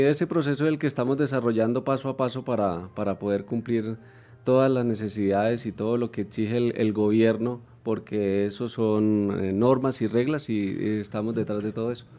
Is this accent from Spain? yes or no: no; Puente Nacional, Santander, Colombia; now in Bogotá, Colombia; yo soy de Puente Nacional Santander